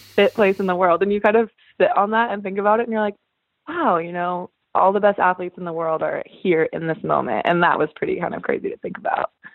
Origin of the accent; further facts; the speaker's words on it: Northern California, United States; now in Los Angeles, United States; I live in LA, but I'm from Northern California